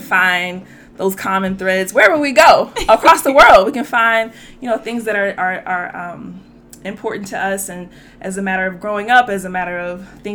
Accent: Louisiana, United States; growing up in Louisiana

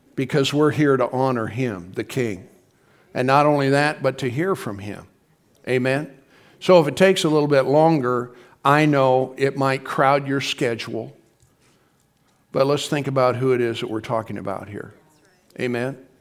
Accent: Midwest, United States; We're from the Midwest

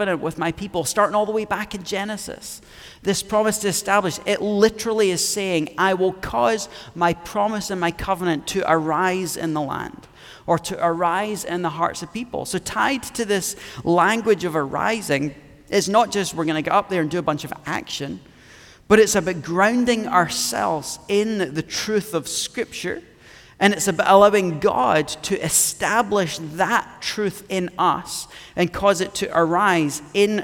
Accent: Scotland, United Kingdom; me being Scottish

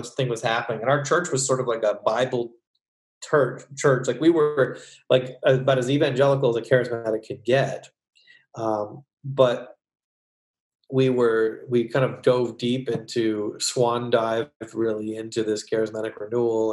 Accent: Hamilton, Ontario, Canada; moved away as an adult; also born or lived in New York City; now in United States; I was born in Hamilton, Ontario, as were you. And so I'm a Canadian

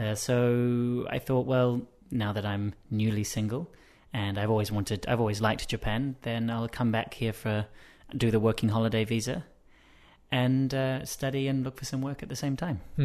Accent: Wellington, New Zealand; I'm from New Zealand, and I was born in Wellington, which is the capital city.

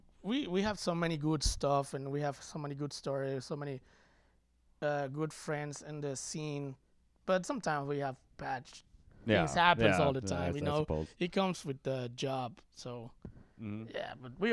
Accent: Mexico; now in United States; coming from Mexico

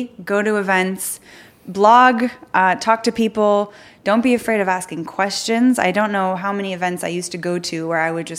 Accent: United States; now in Paris, France; I'm American and I speak decent French

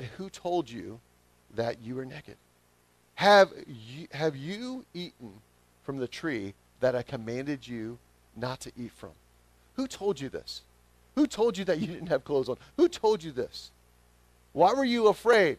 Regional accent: the South, United States; accent: southern; my southern accent

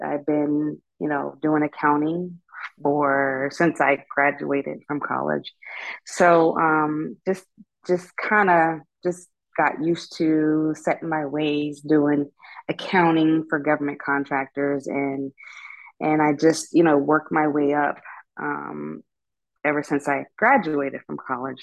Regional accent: Pittsburgh, Pennsylvania, United States; moved away as an adult; now in Northern Virginia, United States; I'm from Pittsburgh

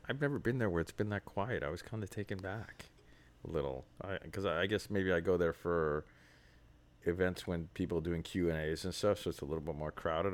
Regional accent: New York, United States; being a New Yorker

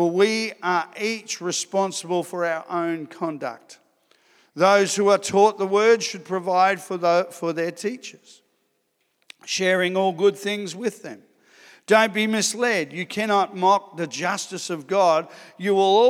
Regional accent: Sydney, New South Wales, Australia; moved away as an adult; also born or lived in Ipswich / Darwin / Adelaide; I grew up in Sydney

